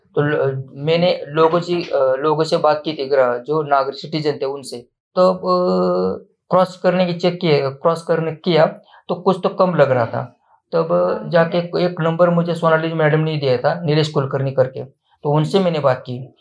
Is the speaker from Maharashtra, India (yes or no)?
yes; Naigaon's district, Maharashtra, India; ये तो हमारे गांव के हमारे जिले में हो गया